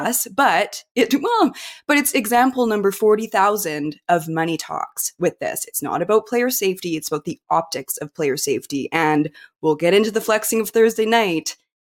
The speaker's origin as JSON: {"language": "English", "town": "Kimberley", "region": "British Columbia", "country": "Canada", "tie": "born or raised there", "said": "in Kimberley, my small town"}